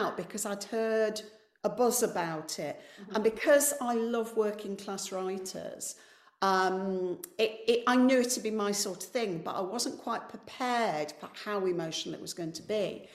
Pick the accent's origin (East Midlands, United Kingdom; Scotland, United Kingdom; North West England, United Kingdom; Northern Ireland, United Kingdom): East Midlands, United Kingdom; Coalville; moved away; I'm from a mining town called Colville that doesn't have one working mine